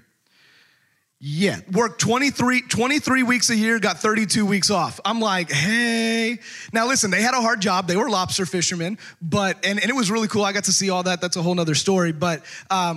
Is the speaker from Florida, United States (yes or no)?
no; Texas, United States; also born or lived in out west; now in Arkansas, United States; growing up in Texas